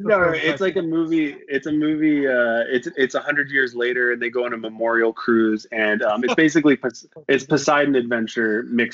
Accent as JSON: {"language": "English", "country": "Canada", "moved": "yes", "said": "I'm a Canadian. I moved here a long time ago"}